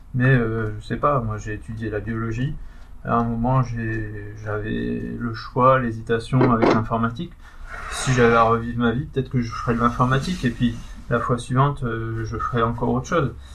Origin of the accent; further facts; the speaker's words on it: Pas-de-Calais, Hauts-de-France, France; je suis du Pas-de-Calais